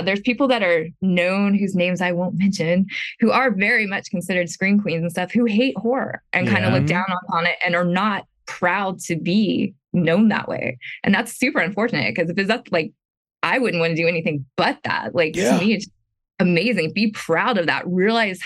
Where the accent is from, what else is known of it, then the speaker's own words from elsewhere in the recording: South Carolina, United States; I'm from South Carolina, so it feels very at home to me